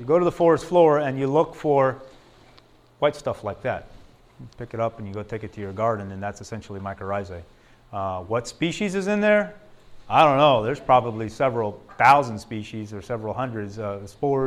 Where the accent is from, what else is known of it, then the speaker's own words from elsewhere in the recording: Tucson, Arizona, United States; just outside of Tucson, an area where I'm from